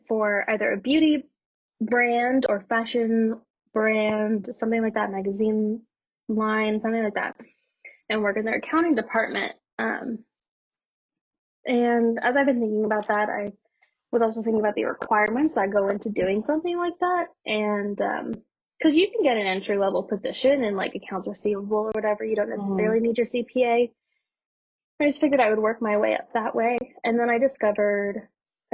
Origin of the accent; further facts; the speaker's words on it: Burbank, California, United States; moved away; also born or lived in San Francisco; I grew up in Burbank, California, which is a little bit next to Hollywood